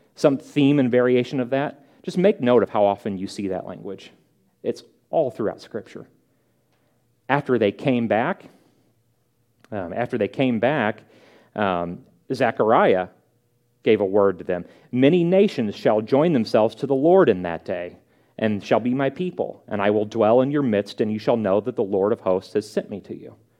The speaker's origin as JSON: {"language": "English", "town": "St. Louis", "region": "Missouri", "country": "United States", "moved": "yes", "said": "I'm from St. Louis."}